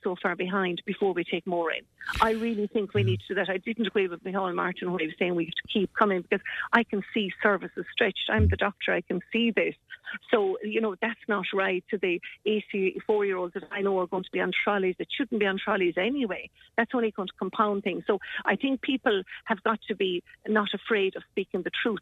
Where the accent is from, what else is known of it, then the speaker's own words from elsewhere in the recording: Ireland; we are being Irish